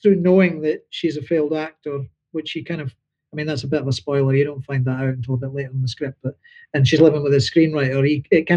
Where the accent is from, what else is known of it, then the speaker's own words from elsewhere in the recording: Dundee, Scotland, United Kingdom; moved away; as a working class boy growing up in Dundee